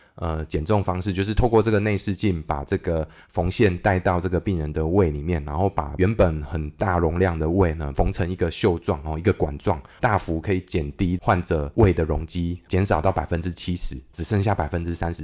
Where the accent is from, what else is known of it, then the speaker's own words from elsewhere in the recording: Kaohsiung, Taiwan; also born or lived in Taipei; 我是高雄出生的小孩嘛，然后后来 那个，呃，家里有一些状况之后，我父母离， 离婚之后，我就到搬到台北去住了。那我的国小是在台北长大的。那我爸爸本身也是高雄人。那我国小毕业之后，他又帮我搬回这个高雄住。所以我的国中、高中也都是在高雄度过